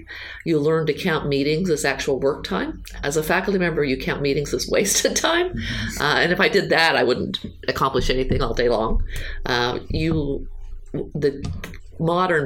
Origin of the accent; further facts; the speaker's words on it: Utah, United States; moved away as an adult; also born or lived in Florida / Georgia / Michigan; And I'm originally from Utah, so I'm from the West.